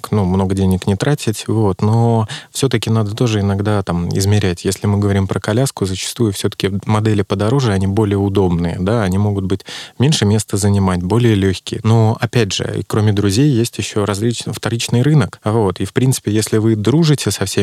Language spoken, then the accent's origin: Russian; Saint Petersburg, Russia; Ну, я из Петербурга